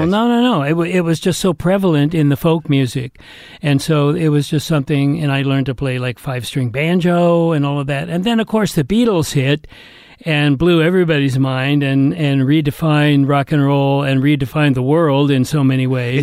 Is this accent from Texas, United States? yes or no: no; Atherton, California, United States; I was brought up in Northern California